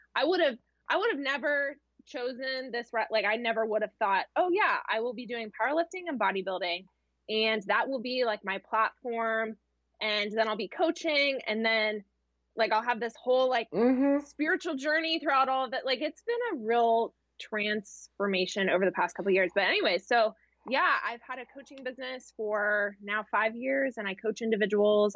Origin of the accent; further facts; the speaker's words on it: Columbus, Ohio, United States; I am from Columbus, Ohio. Yeah. So Midwest girl